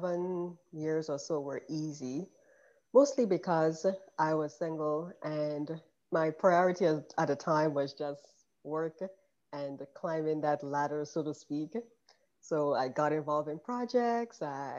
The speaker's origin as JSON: {"language": "English", "country": "Grenada", "tie": "born or raised there", "also_born_or_lived": "New York / Philadelphia", "moved": "as an adult", "lives_now": "Georgia, United States", "said": "I grew up in Grenada in the Caribbean, and I came here for medical school"}